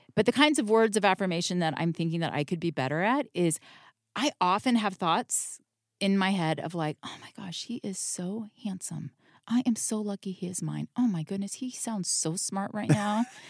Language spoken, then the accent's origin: English; Florida, United States; moved away as an adult; also born or lived in Utah; I'm from Florida